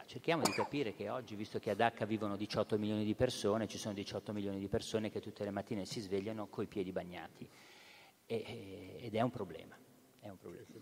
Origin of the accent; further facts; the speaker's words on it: Genoa, Liguria, Italy; da buon genovese